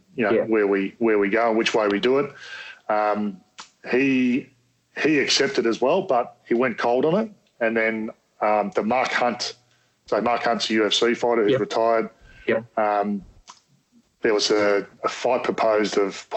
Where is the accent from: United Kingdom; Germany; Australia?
Australia; I'm an Aussie bogan at heart